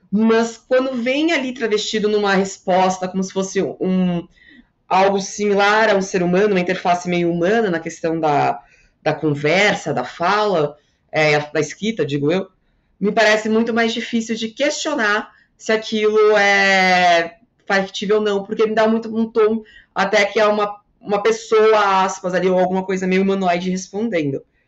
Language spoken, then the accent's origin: Portuguese; Porto Alegre, Rio Grande do Sul, Brazil; accent: southern ("aqui no Sul", tu vai); aqui em Porto Alegre, de onde eu sou